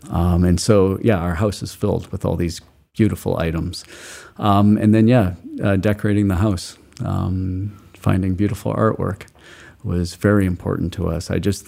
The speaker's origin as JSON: {"language": "English", "region": "Rocky Mountains", "country": "United States", "tie": "born or raised there", "said": "You know, we didn't think about it because, you know, I grew up in the Rocky Mountains."}